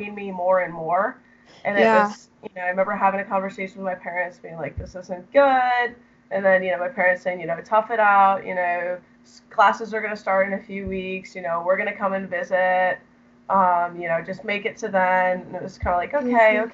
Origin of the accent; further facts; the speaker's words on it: Chicago suburbs, Illinois, United States; I grew up in the Chicago suburbs